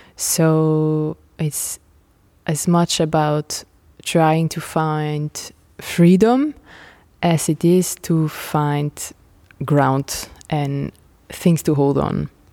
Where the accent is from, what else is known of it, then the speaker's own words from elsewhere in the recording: Nijmegen, Gelderland, Netherlands; moved away as an adult; also born or lived in Rotterdam / France; I'm from Holland, and I'm born in Nijmegen